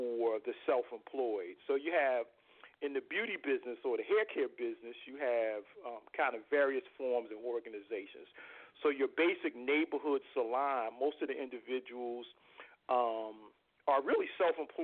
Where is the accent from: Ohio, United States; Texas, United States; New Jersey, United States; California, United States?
New Jersey, United States; Newark; also born or lived in Irvington, New Jersey; my birthplace, which is Newark, New Jersey, my hometown.